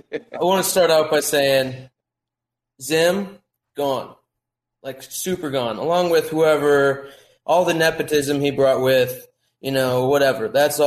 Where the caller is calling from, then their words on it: Durham, North Carolina, United States; Durham, North Carolina.